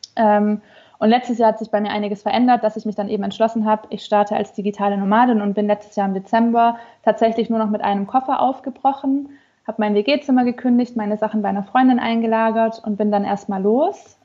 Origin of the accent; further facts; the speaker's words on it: Stuttgart, Baden-Württemberg, Germany; now in Hannover, Germany; meine Familie ist in Stuttgart